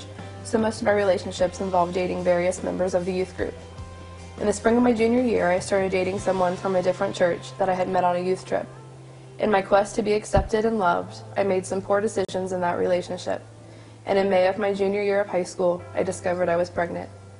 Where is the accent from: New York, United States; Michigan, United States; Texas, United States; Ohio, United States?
Ohio, United States; Huber Heights; I grew up here in Heber Heights in a pretty amazing family